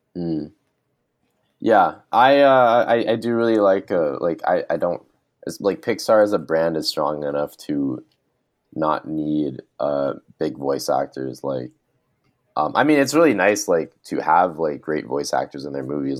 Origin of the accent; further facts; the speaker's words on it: Canada; as a Canadian